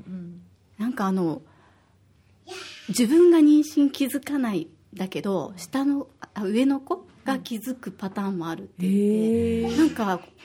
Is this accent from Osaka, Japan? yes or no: yes; Osaka, Japan; now in Okinawa, Japan; 私は大阪出身